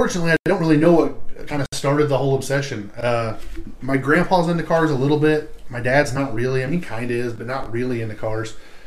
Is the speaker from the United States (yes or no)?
yes; Southern Illinois, United States; growing up in Southern Illinois, where I grew up